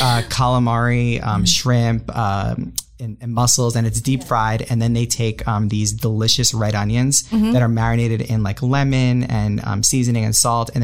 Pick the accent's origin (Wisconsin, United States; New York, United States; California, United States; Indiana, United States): New York, United States; Long Island; moved away as an adult; also born or lived in Austin, Texas / Miami, Florida; now in St. Petersburg, United States; So I was born and raised in Long Island, New York.